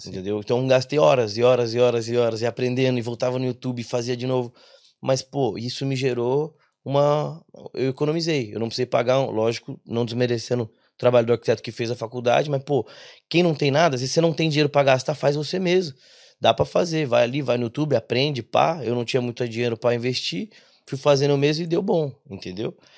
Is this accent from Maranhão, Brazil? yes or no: no; interior of São Paulo, Brazil; moved away as an adult; now in Ireland; a gente é do interior de São Paulo